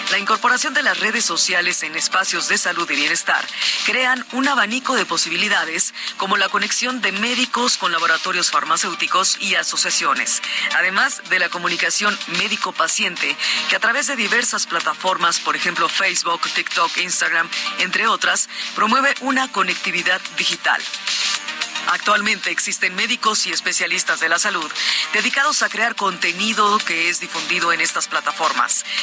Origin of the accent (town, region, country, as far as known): Mexico